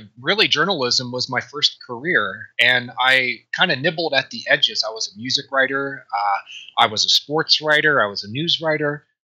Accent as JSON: {"language": "English", "town": "Dayton", "region": "Ohio", "country": "United States", "said": "Dayton, Ohio."}